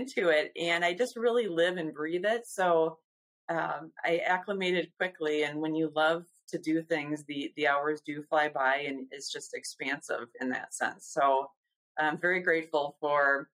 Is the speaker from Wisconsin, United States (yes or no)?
yes; Madison, Wisconsin, United States; I was born and raised in Madison.